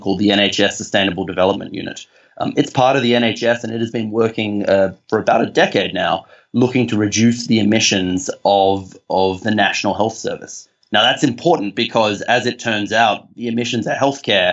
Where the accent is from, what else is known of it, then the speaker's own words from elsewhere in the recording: Australia; accent: Australian; I'm Australian, and I hope my accent conveys that.